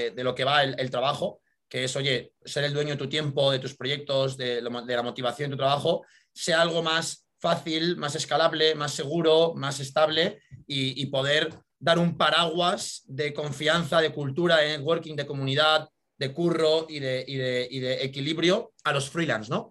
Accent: Madrid, Community of Madrid, Spain; also born or lived in United States; soy natural de Madrid. Estudié aquí en, la ciudad

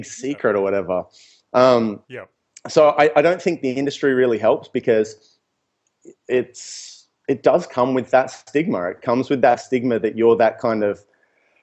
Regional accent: Newcastle, New South Wales, Australia; moved away as an adult; also born or lived in Melbourne; moving to Melbourne, and I said, yeah, I'm from Newcastle

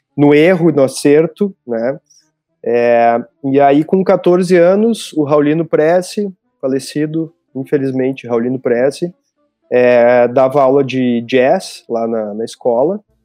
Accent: Balé Margot, Rio Grande do Sul, Brazil; eu cresci, nasci, cresci no, ali no, no Balé Margot

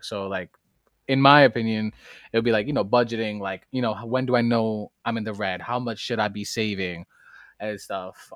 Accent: New York City, New York, United States; I come straight out of the Boogie Down Bronx, fr, straight outta High Bridge

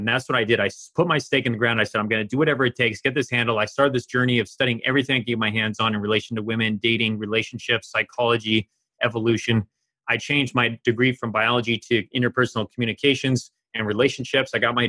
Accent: eastern Germany, Germany; she had had a similar, very similar journey to me growing up in Eastern Germany with an emotionally distant household.

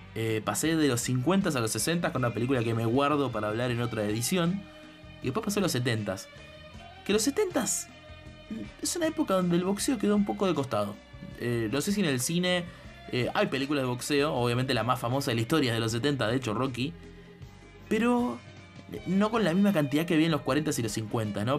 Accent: Argentina; yo soy argentino

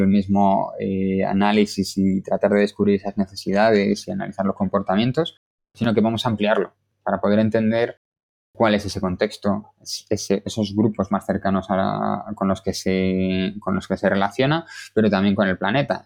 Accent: Galicia, Spain; now in Madrid, Spain; soy gallego y esto marca mucho de mí

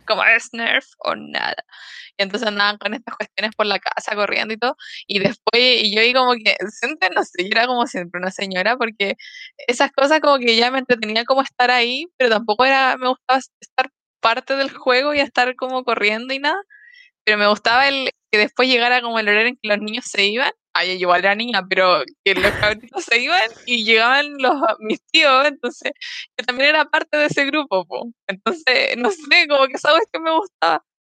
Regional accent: Los Ángeles, Biobío, Chile; also born or lived in Concepción; llegué a mi casa de Los Ángeles, a la casa que era muy chiquitita

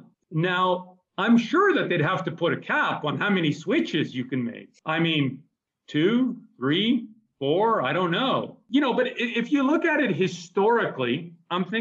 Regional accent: Israel; also born or lived in Canada; now in Mexico; I was born in Israel and I went to Canada

